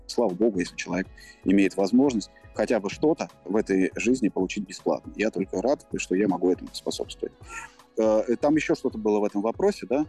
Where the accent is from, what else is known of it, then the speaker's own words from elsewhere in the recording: Moscow, Russia; я родился в Москве